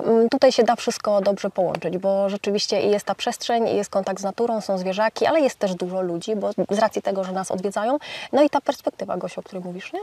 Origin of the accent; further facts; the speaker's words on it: Bydgoszcz, Kuyavian-Pomeranian Voivodeship, Poland; jestem bydgoszczanką, która od dziecka marzyła o tym, żeby mieszkać za miastem